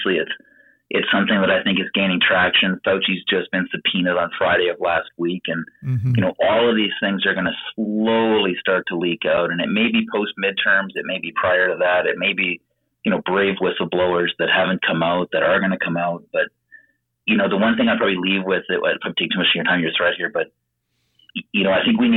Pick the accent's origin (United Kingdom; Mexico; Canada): Canada; I'm from Canada